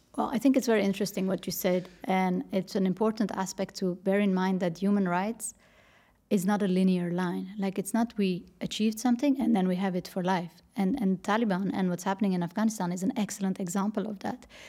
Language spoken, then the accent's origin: English; Netherlands; moved away as an adult; also born or lived in Paris, France; I grew up in the Netherlands, worked for a bank